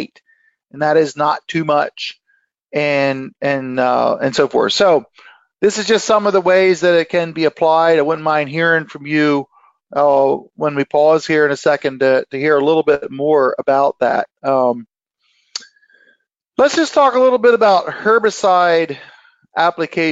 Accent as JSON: {"language": "English", "area": "Lancaster County", "region": "Pennsylvania", "country": "United States", "said": "I'm from Lancaster County, Pennsylvania"}